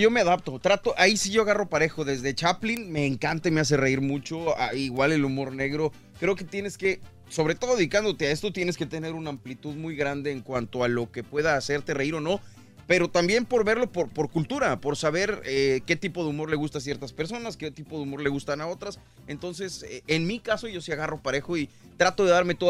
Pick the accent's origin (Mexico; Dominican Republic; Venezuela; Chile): Mexico; northern Mexico; somos norteños